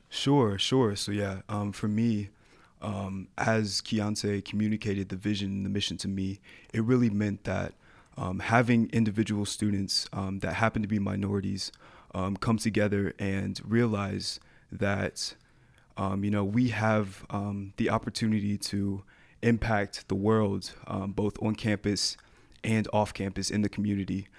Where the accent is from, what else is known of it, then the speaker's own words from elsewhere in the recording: Atlanta, Georgia, United States; moved away; also born or lived in Colorado; I was born in Atlanta, Georgia